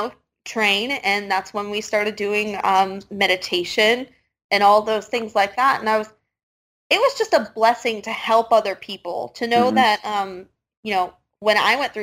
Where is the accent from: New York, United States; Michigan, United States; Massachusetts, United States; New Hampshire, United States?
Michigan, United States; moved away as an adult; also born or lived in Pennsylvania; I was born and raised in Michigan.